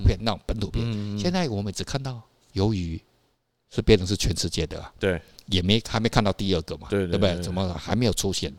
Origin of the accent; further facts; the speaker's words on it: Taiwan; 不是只有我们台湾人爱看啦